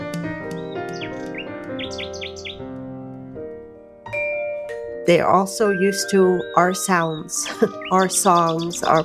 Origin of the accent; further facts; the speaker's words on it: Santa Clara Pueblo, New Mexico, United States; I'm from Santa Clara Pueblo in northern New Mexico. I am a tribal member here and live here on the reservation.